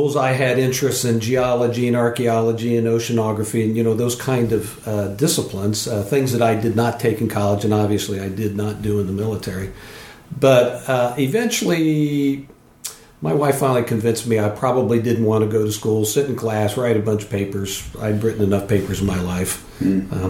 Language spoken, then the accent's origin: English; Columbus, Ohio, United States; moved away as an adult; also born or lived in Denver, Colorado; now in Port Hadlock, United States; I lived in one place. I grew up in Columbus, Ohio